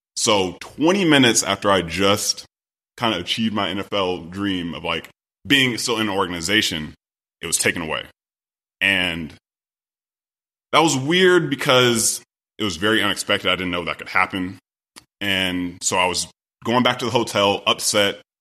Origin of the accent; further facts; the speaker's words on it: Sacramento, California, United States; I'm originally from Sacramento, California